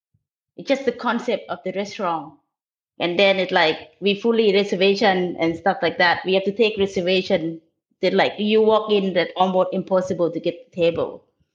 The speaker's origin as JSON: {"language": "English", "region": "the South", "country": "United States", "tie": "born or raised there", "said": "I grew up in the South and I love seafood"}